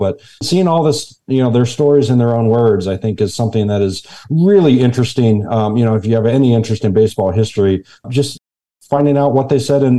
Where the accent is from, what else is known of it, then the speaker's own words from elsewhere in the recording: Atlanta, Georgia, United States; Well, I grew up in Atlanta